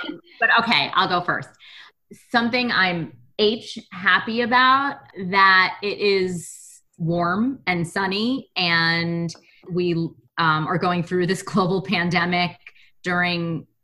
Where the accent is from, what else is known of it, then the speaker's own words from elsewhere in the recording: New York City, New York, United States; I grew up in Brooklyn, which is really melting pot